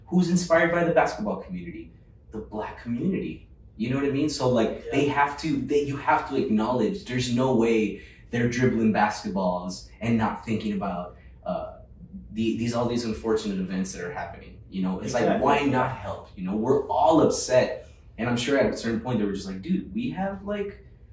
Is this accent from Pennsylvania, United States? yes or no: no; Laredo, Texas, United States; now in San Antonio, United States; my hometown of Laredo, Texas